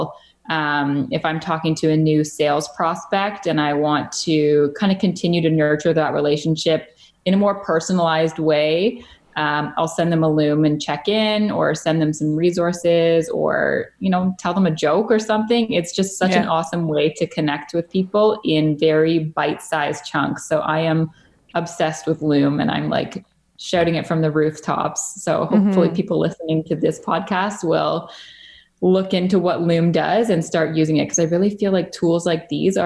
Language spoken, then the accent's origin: English; Georgetown, Ontario, Canada; now in Lindsay, Canada; I grew up in a town about 45 minutes outside Toronto called Georgetown.